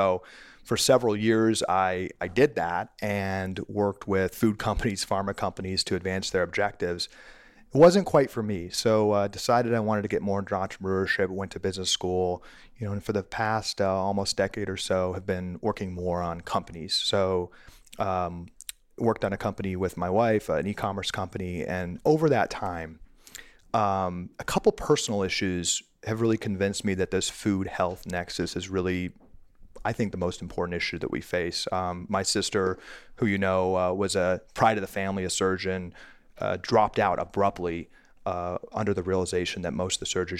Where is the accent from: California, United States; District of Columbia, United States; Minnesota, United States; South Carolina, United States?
District of Columbia, United States; Washington; I was born and raised in Washington, D.C., and always dreamed of being in politics.